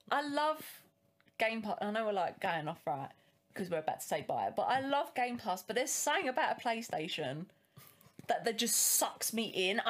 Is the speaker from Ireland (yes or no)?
no; United Kingdom; Because we're British, right?